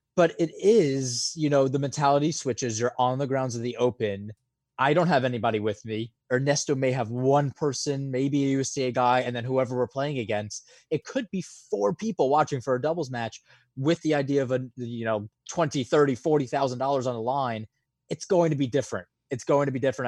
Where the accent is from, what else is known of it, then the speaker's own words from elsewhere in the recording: New York, United States; being a New Yorker